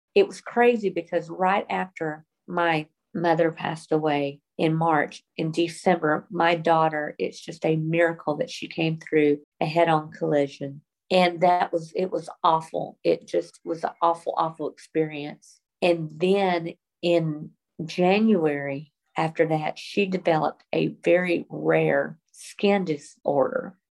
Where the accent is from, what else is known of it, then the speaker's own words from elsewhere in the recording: the South, United States; even though we've lived other places, I was raised in the South